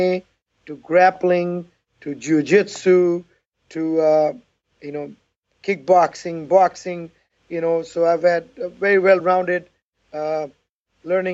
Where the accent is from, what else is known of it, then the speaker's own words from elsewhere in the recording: Pakistan; moved away as an adult; also born or lived in Houston, Texas; now in Pasadena, Texas, United States; the short little man who was born and raised in Pakistan, a third world country, and I migrated to United States of America in 1985